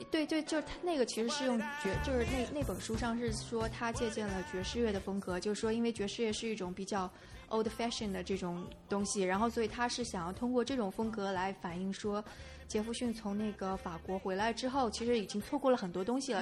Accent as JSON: {"language": "Chinese", "country": "China", "said": "包括我们是中国人"}